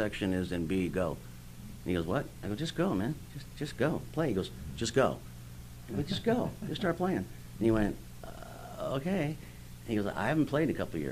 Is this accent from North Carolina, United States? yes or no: no; California, United States; I'm from California. I live in the Venice High School